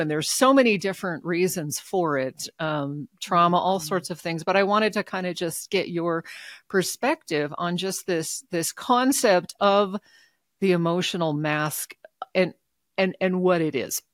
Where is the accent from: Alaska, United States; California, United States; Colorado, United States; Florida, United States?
Alaska, United States; now in Reno, United States; I grew up in Alaska